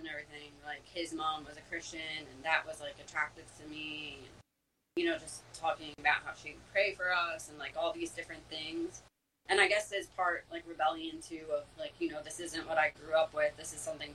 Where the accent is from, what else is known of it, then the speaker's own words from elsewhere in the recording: Monmouth County, New Jersey, United States; I grew up in Monmouth County